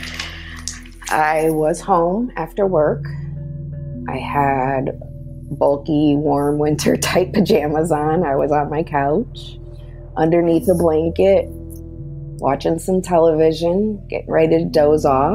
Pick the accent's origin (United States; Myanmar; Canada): United States; Texas; moved away; I'm originally from Texas, from a strong woman.